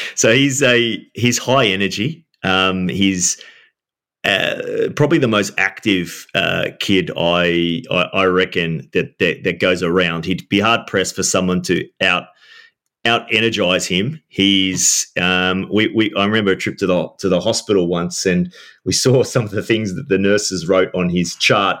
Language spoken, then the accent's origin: English; Sydney, New South Wales, Australia; I'm from Sydney, Gary, and I'm still now in Sydney